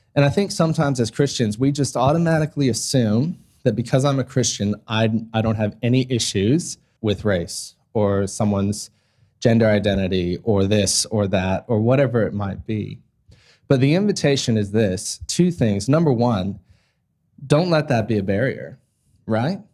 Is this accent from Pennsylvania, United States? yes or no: no; Ohio, United States; moved away as an adult; now in Australia; my hometown in Ohio